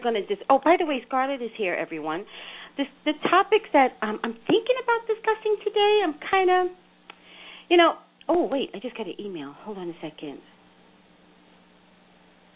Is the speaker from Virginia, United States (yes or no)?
no; New York City, New York, United States; now in California, United States; I'm from New York City